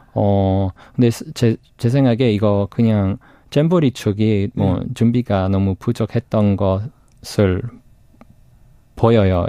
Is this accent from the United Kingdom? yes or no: yes; United Kingdom; Korean is a second language; now in South Korea; 영국에서 왔어요